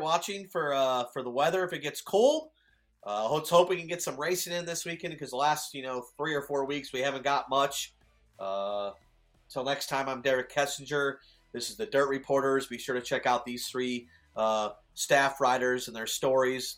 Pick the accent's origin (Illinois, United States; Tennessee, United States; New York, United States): Illinois, United States; my home state